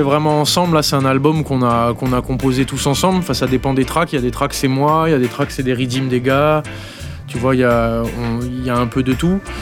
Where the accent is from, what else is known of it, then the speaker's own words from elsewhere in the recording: New Caledonia; moved away; je suis de Nouvelle-Calédonie. Et en Nouvelle-Calédonie, on a une grosse culture reggae